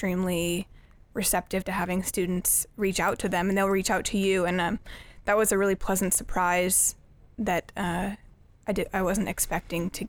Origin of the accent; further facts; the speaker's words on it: Sammamish, Washington, United States; moved away as an adult; now in Iowa, United States; I'm from Sammamish, Washington